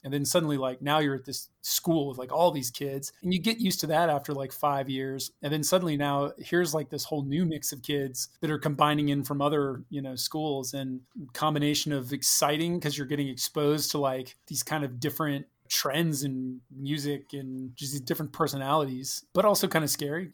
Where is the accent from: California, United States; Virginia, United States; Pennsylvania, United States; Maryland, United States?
Virginia, United States; Fredericksburg; we moved right before kindergarten to Stafford